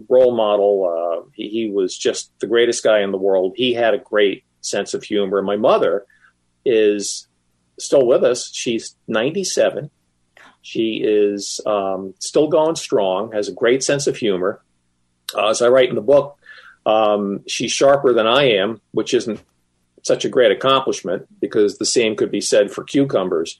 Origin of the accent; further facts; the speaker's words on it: Stamford, Connecticut, United States; my hometown paper, the Stamford Advocate